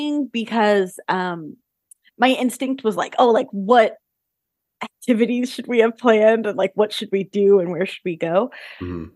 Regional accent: Southern California, United States; I'm from Southern California. I've lived here my entire life

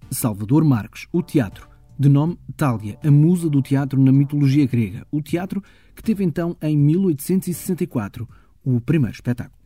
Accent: Ponte de Sor, Alentejo, Portugal; na minha terra

